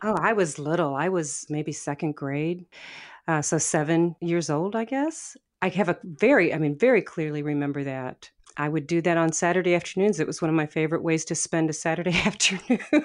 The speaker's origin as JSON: {"language": "English", "town": "St. Louis", "region": "Missouri", "country": "United States", "tie": "born or raised there", "also_born_or_lived": "Portland", "moved": "as an adult", "said": "I grew up in West Saint Louis County. It's a far west suburb of the city of Saint Louis."}